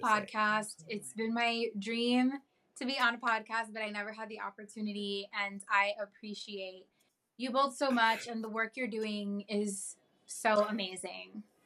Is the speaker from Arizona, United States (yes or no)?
no; New York, United States; I was born and raised in New York and I've been able to live with my family